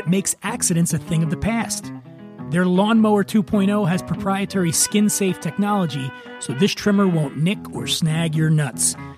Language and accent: English; Philadelphia, Pennsylvania, United States; Doylestown's a suburb of Philadelphia, where I'm from